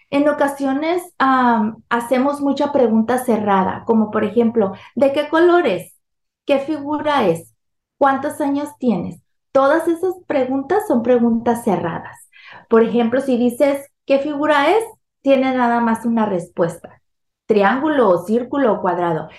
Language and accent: Spanish; Sinaloa, Mexico; now in California, United States; soy originaria de México. Nací, crecí en el estado de Sinaloa y, y vivo aquí en California, Estados Unidos, desde hace 32 años